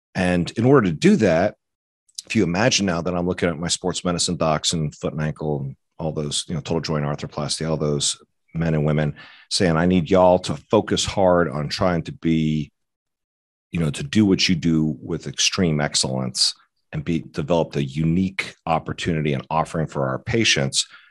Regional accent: Atlanta, Georgia, United States; also born or lived in Fort Collins, Colorado; I grew up in Atlanta

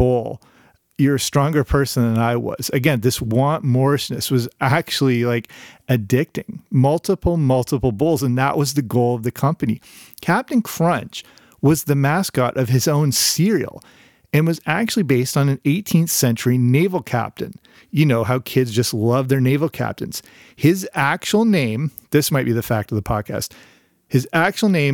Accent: Canada; I grew up in Canada

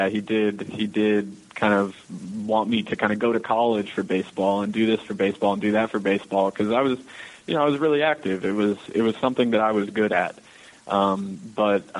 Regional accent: Manassas, Virginia, United States; also born or lived in Michigan / New York City, United States; now in Texas, United States; I'm from Virginia. I'm from Manassas, Virginia

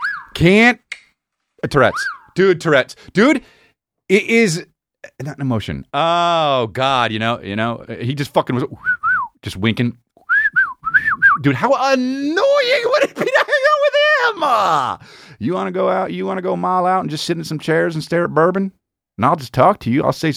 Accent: Texas, United States; I'm from Texas. Yeah, Longhorns, man.

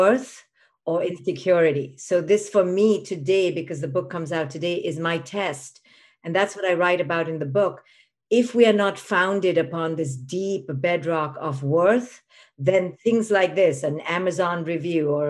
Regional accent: India; moved away; I was a girl growing up in India

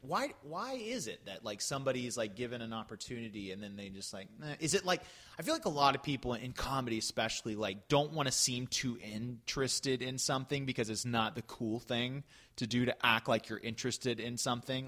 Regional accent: Florida, United States; There was a theater in in uh, my hometown that I jumped into around age 13.

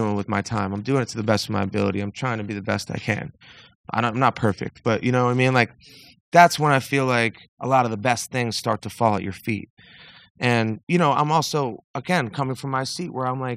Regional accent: Northeast, United States; I grew up in the Northeast in like a middle, very, very middle class situation

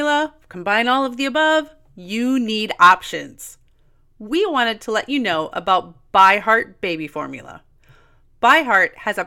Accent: Midwest, United States; I grew up in the Midwest

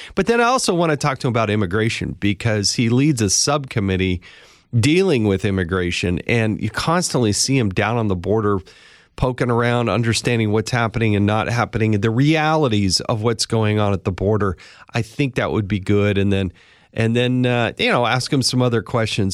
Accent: Utah, United States; my home state of Utah

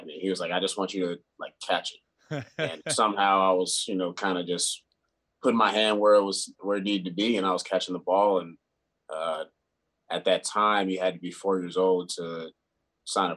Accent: Snellville, Georgia, United States; also born or lived in Greensboro, North Carolina; by the time I was about a year old, we had moved to Snellville, Georgia

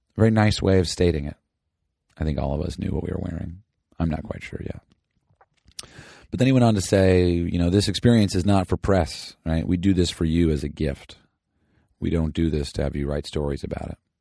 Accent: Southern California, United States; I'm from the SoCal

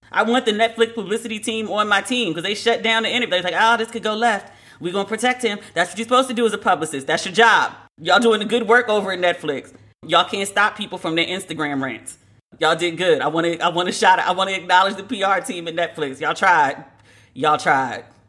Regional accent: United States; accent: American; a white man referred to me as white based on my American accent

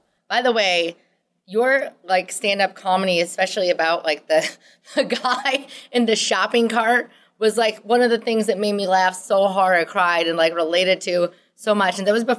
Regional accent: Midwest, United States; accent: Midwestern; you can hear my Midwestern accent.

